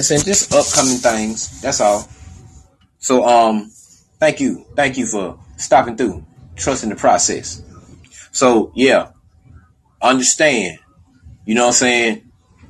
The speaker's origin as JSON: {"language": "English", "town": "Albany", "region": "Georgia", "country": "United States", "tie": "born or raised there", "moved": "yes", "said": "Albany, Georgia, my hometown"}